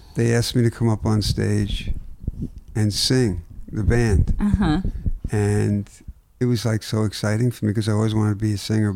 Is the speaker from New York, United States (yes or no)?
yes; Long Island, New York, United States; also born or lived in Brooklyn; we bought a house 7 houses away from where I grew up